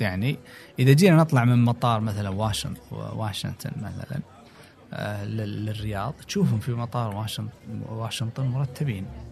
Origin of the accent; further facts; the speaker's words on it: Saudi Arabia; also born or lived in United States; اني انا ابن البلد